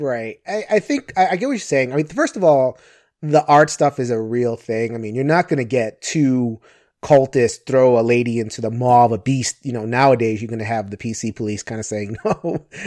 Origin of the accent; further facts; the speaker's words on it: New York City, New York, United States; I'm from New York City